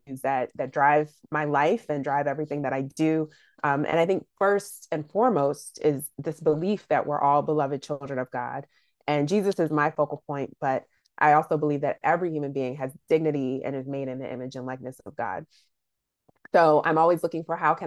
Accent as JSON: {"language": "English", "town": "Washington", "region": "District of Columbia", "country": "United States", "said": "I'm originally from the Washington, D.C. area"}